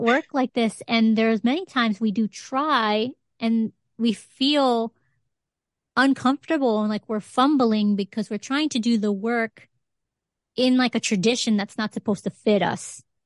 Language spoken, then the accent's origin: English; Connecticut, United States; Puerto Rican growing up in Connecticut